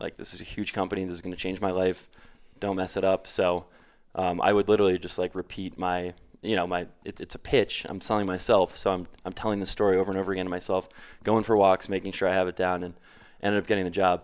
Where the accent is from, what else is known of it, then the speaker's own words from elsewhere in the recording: New Canaan, Connecticut, United States; moved away as an adult; also born or lived in Queens, New York / Stamford, Connecticut / New York City; I grew up in, uh, just outside of New York City in Connecticut, the tri-state area